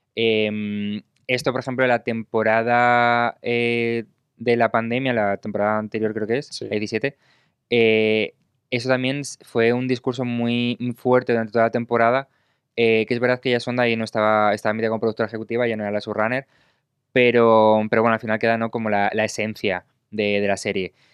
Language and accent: Spanish; Spain; yo soy de España